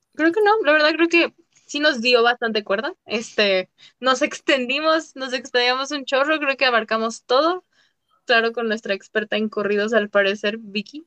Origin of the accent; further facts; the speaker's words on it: Mexico; nosotros como mexicanos